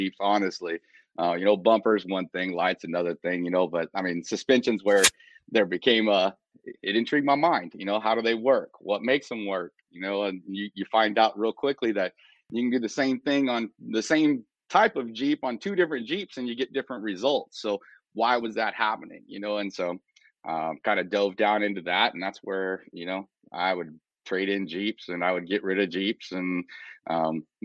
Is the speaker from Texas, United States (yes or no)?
yes; south of Houston, South Texas, United States; moved away; also born or lived in Kansas City; I was born in South Texas, down south of Houston